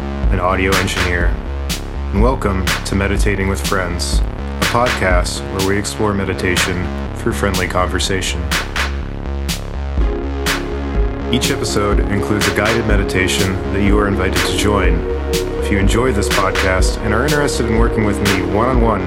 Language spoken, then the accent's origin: English; Virginia Beach, Virginia, United States; also born or lived in Silver Spring, Maryland; I was actually born in Silver Spring, Maryland. And I moved down to Virginia Beach when I was 3 years old.